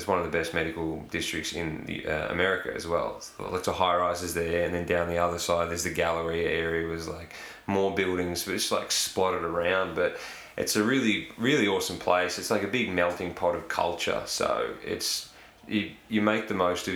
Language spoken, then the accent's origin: English; Bunyip, Victoria, Australia; I grew up in Bunyip